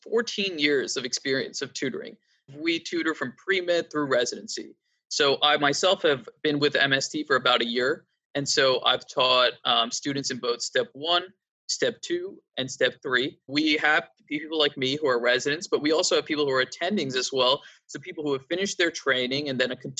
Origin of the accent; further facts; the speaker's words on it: East Coast, United States; I'm from the East Coast and I've been here my whole life.